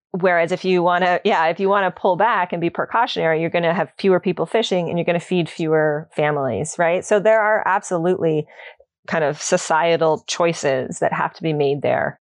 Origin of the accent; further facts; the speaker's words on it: Ontario, Canada; moved away as an adult; now in Nova Scotia, Canada; I'm new, I'm new to Nova Scotia. I'm, I'm from Ontario originally. So I moved out here in twenty fifteen.